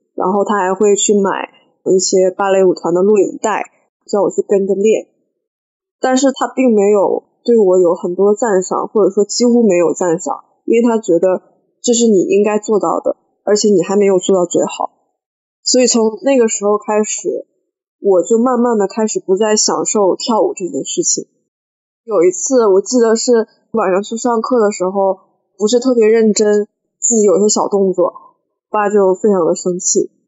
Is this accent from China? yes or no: yes; Harbin, Heilongjiang, China; now in Hangzhou, China; 我是哈尔滨人，目前在杭州工作